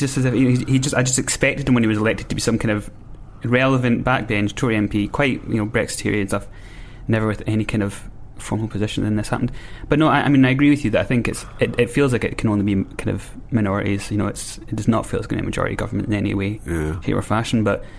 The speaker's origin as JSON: {"language": "English", "town": "Newton Stewart", "region": "Scotland", "country": "United Kingdom", "said": "I'm from Newton Stewart."}